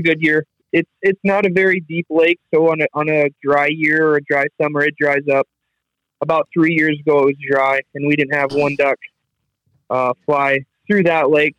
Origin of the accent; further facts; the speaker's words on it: South Dakota, United States; I'm from South Dakota.